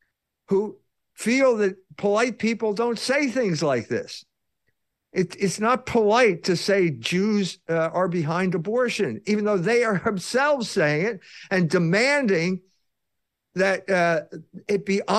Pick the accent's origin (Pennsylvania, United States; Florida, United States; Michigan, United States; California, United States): Pennsylvania, United States; Philadelphia; I grew up in Philadelphia. I went to school at a private school run by the Christian Brothers, and all around the suburbs were all these girls, Catholic academies.